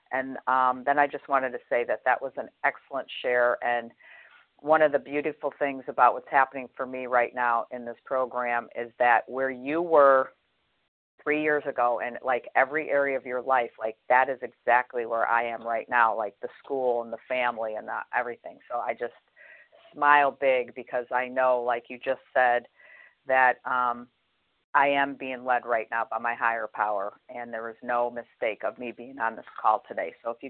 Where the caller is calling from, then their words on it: Florida, United States; I'm from Florida.